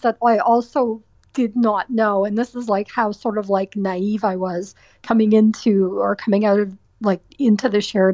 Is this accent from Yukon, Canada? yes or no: no; Waterloo, Ontario, Canada; moved away as an adult; also born or lived in Welland, Ontario; now in Toronto, Canada; I grew up in Waterloo, Ontario, and I went to school there